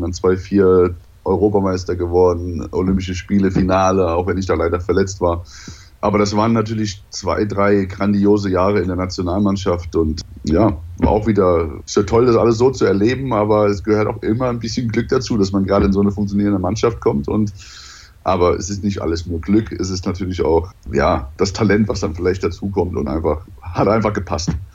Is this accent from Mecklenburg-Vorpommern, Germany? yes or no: no; Mainz, Rhineland-Palatinate, Germany; also born or lived in Daun; now in Hamburg, Germany; Also bin ich dann quasi in der Mainzer Gegend groß geworden, bis ich dann irgendwann nach Hamburg gegangen bin